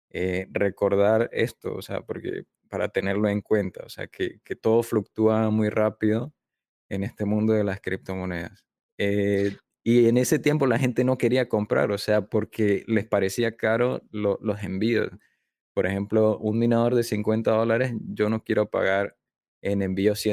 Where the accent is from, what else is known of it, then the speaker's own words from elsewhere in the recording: Panama; also born or lived in southern China; now in China; yo nací en Panamá, así que yo me considero